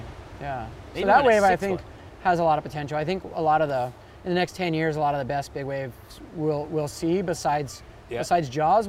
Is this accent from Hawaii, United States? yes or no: yes; Kona, Hawaii, United States; I was born and raised in Kona on the Big Island.